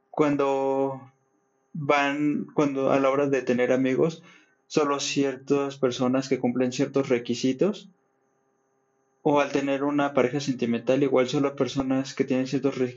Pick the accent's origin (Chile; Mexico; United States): Mexico; considero que todos somos mexicanos